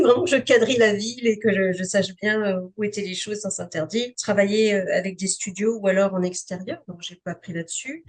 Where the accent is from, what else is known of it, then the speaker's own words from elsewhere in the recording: Canada; je suis, je suis canadienne